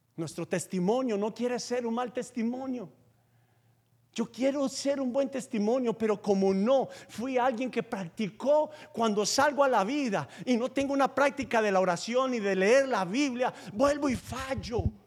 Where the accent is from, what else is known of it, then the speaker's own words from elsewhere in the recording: Paisa, Antioquia, Colombia; como buen paisa judío